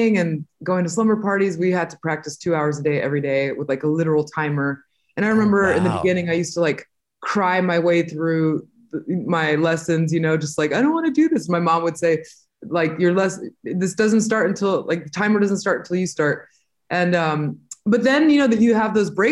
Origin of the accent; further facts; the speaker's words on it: Southern California, United States; also born or lived in Montemorelos, Nuevo León, Mexico / Inland Empire, California / Los Angeles; we moved to America in the late '80s when I was about 5 or 6 years old, and I lived in Southern California, for most of my life.